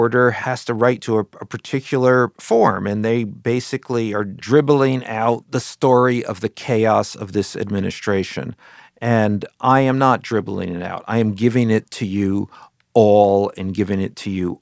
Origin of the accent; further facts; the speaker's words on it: New York, United States; I'm from New York